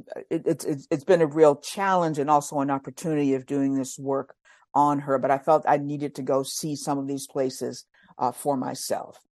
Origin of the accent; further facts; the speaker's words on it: Virginia, United States; moved away as an adult; also born or lived in Washington, D.C.; now in Philadelphia, United States; I grew up in Virginia